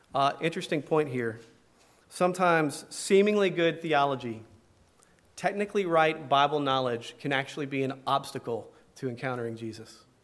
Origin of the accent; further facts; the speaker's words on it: Tuscaloosa, Alabama, United States; I grew up in Tuscaloosa, Alabama